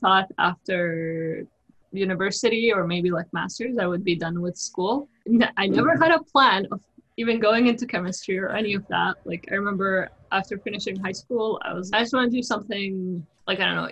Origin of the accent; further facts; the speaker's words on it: Jordan; moved away; also born or lived in Toronto, Canada; I was born and raised in Jordan